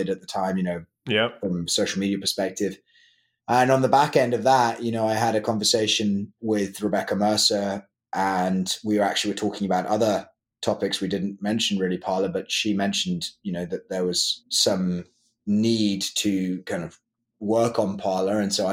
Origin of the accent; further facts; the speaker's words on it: London, United Kingdom; moved away as an adult; now in Nashville, United States; I grew up in London. So I went to school in London, born and raised in London